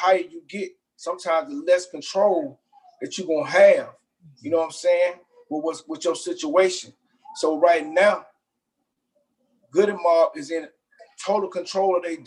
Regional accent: Atlanta, Georgia, United States; growing up in Southwest Atlanta in a predominantly Black community

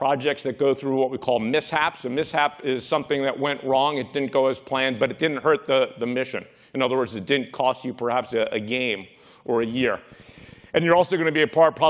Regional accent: New York City, New York, United States; I grew up in Brooklyn, New York.

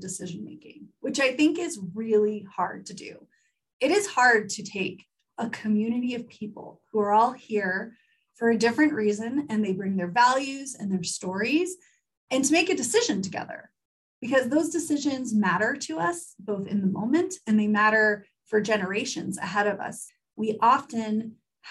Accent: Pensacola, Florida, United States; moved away; grew up in Pensacola, Florida, which is the oldest settlement in the United States

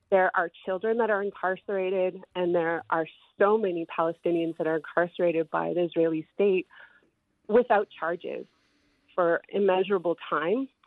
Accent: Canada; I come from Canada

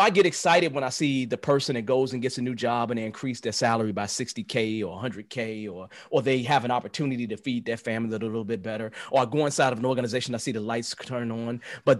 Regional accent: Chicago, Illinois, United States; I never put my back to the door. I don't do that because I'm from the South Side of Chicago.

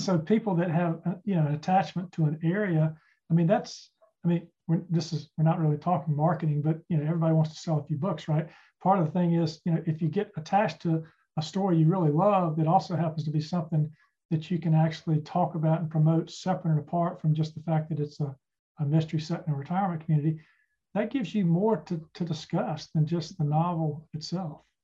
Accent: Charlotte, North Carolina, United States; I grew up in Charlotte

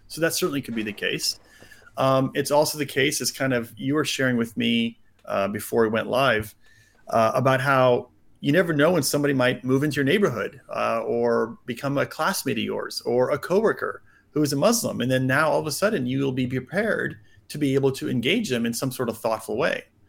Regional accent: United States; I grew up mostly in the States.

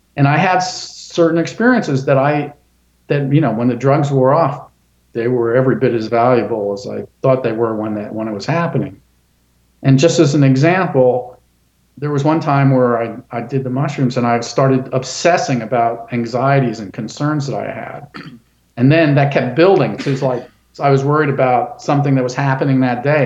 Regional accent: Sarasota, Florida, United States; also born or lived in Gainesville, Florida; I grew up in Sarasota.

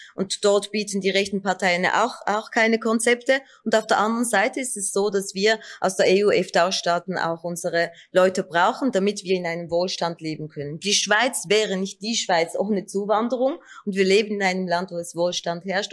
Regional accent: Turkey; now in Switzerland; Ich bin Kurdin aus der Türkei, mit zwei Sprachen aufgewachsen

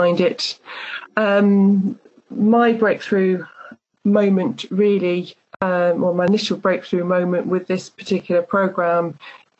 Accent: North Wales, United Kingdom; I'm 46 years old and I'm from North Wales.

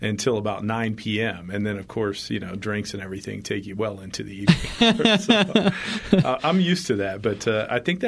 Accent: Newark, Ohio, United States; moved away as an adult; now in Colorado, United States; I grew up in Newark, Ohio

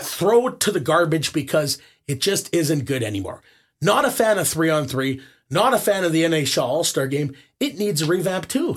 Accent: Winnipeg, Manitoba, Canada; I grew up in Winnipeg

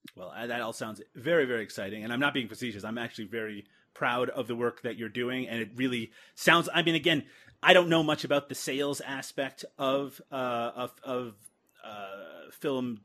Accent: Newfoundland and Labrador, Canada; I'm from Newfoundland in uh, Canada, which is the furthest eastern, eastern point of North America

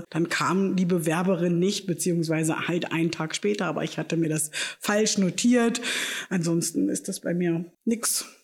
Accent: Feldheim, Germany; Ich stamme aus Feldheim oder bin wohnhaft in Feldheim, habe zwei Kinder, bin verheiratet

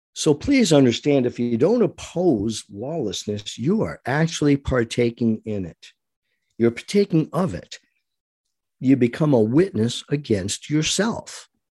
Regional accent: United States

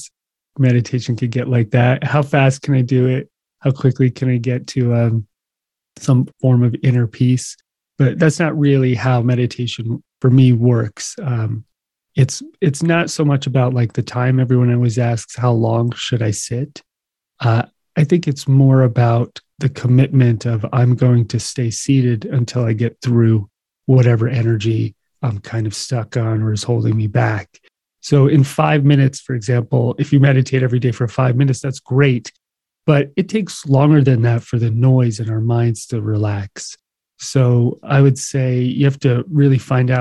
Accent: New Jersey, United States; moved away as an adult; also born or lived in Hawaii / New York / California; in New Jersey, not far from you. So I grew up in the shadow of the city.

